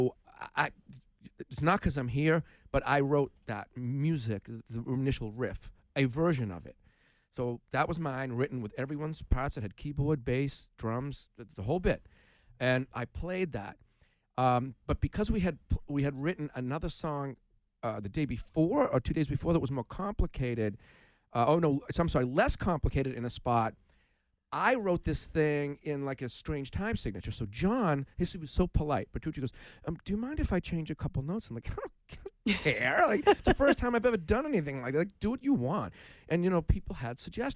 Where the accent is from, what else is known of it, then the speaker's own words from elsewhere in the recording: Massachusetts, United States; growing up in Mass, for me, it's all about sports